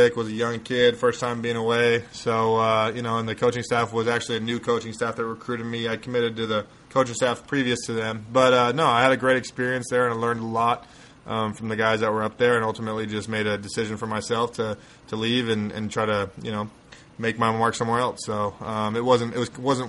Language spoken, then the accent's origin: English; Colorado, United States; moved away as an adult; I went to a kind of a smaller school in Colorado, 3A out of 5A in Colorado